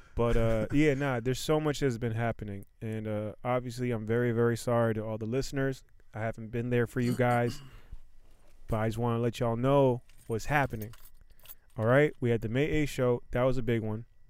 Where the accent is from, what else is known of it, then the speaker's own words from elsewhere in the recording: Silver Spring, Maryland, United States; I'm from Silver Spring. I was repping the red line. I was repping Glenmont